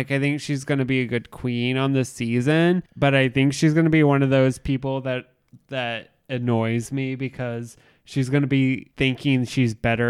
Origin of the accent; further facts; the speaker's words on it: Indianapolis, Indiana, United States; I'm from Chicago. Not really though. I'm from Indy.